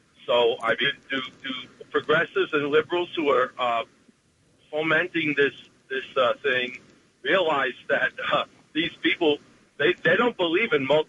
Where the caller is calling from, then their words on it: Asbury Park, New Jersey, United States; Hi, this is … from Asbury Park, Jersey Shore.